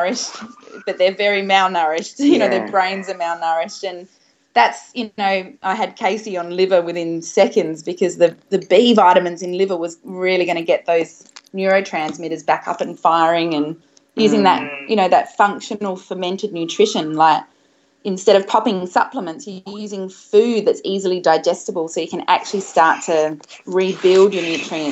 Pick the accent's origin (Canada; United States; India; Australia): Australia; I was brought up in Australia